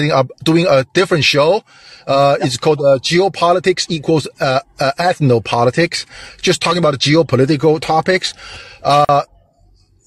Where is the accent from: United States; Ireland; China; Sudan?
China; moved away; I'm from China